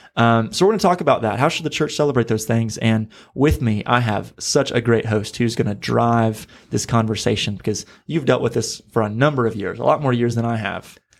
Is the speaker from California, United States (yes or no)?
no; Missouri, United States; now in Florida, United States; I'm from Missouri. I've had to get used to alligators here in, uh, Florida